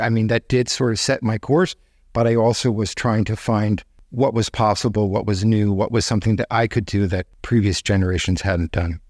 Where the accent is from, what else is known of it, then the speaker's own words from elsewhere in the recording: Connecticut, United States; also born or lived in Northeast United States; I was born in Connecticut in nineteen fifty-seven